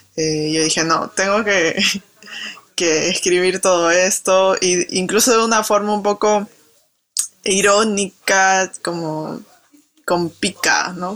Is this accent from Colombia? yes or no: no; Lima, Peru; moved away as an adult; also born or lived in France; yo nací en San Martín de Porres, que es como el límite con el Callao